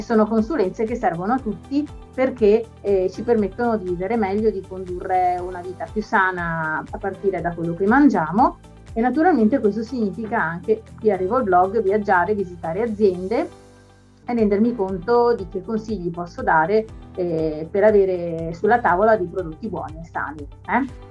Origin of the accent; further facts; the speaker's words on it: Veneto, Italy; la mia regione d'origine, il Veneto